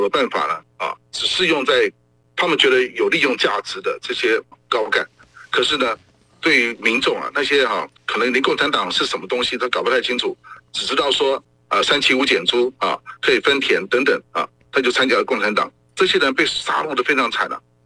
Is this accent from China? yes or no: no; Taiwan; 我们台湾人反抗国民党的专制统治